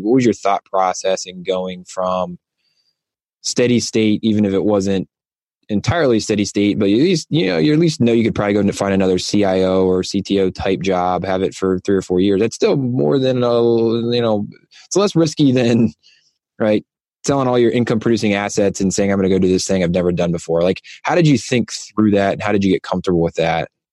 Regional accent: Ohio, United States; my home state of Ohio

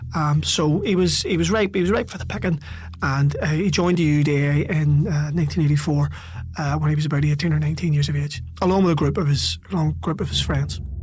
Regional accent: Belfast, Northern Ireland, United Kingdom; growing up in North Belfast

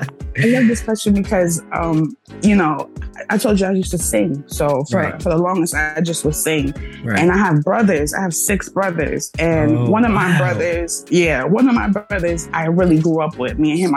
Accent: New York City, New York, United States; I'm from the Bronx, New York. I'm a rapper, singer/poet, you know. Yes. I'm a 90s baby.

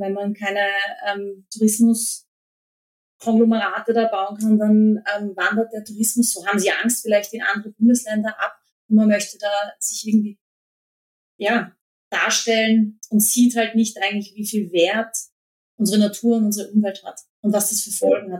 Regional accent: Vienna, Austria; Eigentlich komme ich aus Wien, aber ich habe, äh, wir haben so, e, wie, viele in Österreich, äh, sind wir zur Hälfte eigentlich ähm, aufgewachsen in Niederösterreich

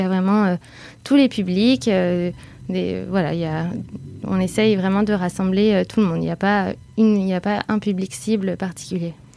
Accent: Bordeaux, Nouvelle-Aquitaine, France; moved away as an adult; now in Paris, France; je suis originaire de Bordeaux et j'habite à Paris depuis 6 ans

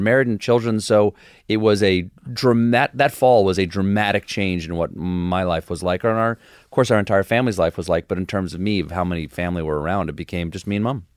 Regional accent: Charleston, South Carolina, United States; also born or lived in Washington, D.C. / James Island, South Carolina; I was born in Washington, D C, but I left there when I was four. And I spent the rest of my, uh, childhood in uh, South Carolina. First on James Island, South Carolina, and then in, uh, Charleston

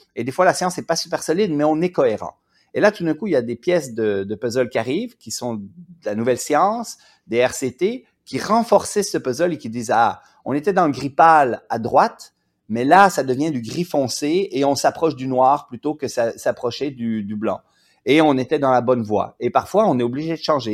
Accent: Quebec, Canada; je viens du Québec. Et au Québec, on a beaucoup moins la hiérarchie

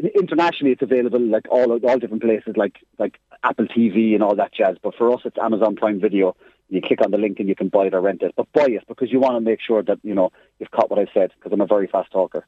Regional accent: Cork, Munster, Ireland; accent: Cork; I have a Cork accent, and when I went to LA as well, being Irish

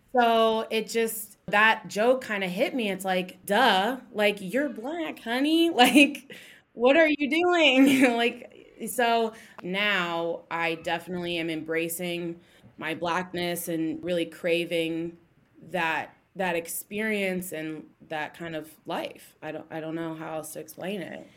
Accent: Columbus, Ohio, United States; I'm from Columbus, Ohio. You know, I lived here pretty much my whole life

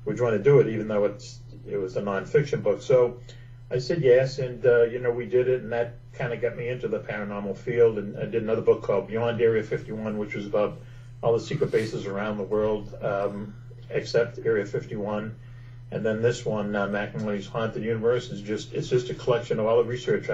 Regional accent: Boston, Massachusetts, United States; I grew up in Boston

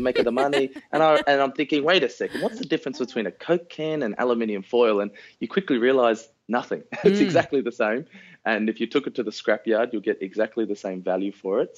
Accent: Sydney, New South Wales, Australia; we grew up uh, northwest of Sydney

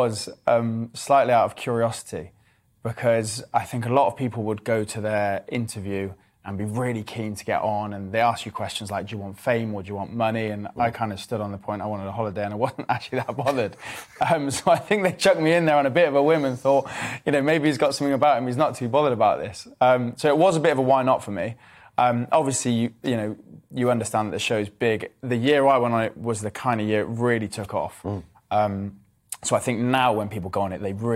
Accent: Cheltenham, South West England, United Kingdom; I grew up in Cheltenham.

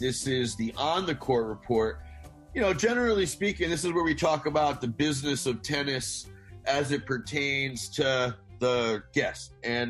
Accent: Boston, Massachusetts, United States; as a New Englander, and I was born in Boston

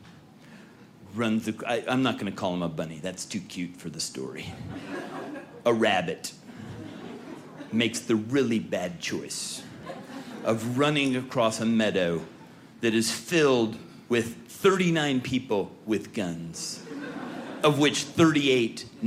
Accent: California, United States; I was born and raised in California

